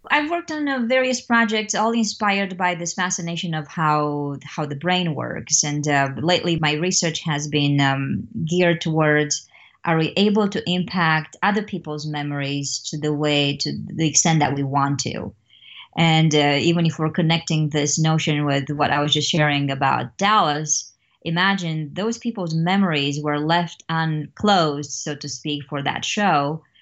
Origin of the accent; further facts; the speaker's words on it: Romania; now in Missouri, United States; I'm originally from Romania, and, um, I grew up there in a very much of a communist context.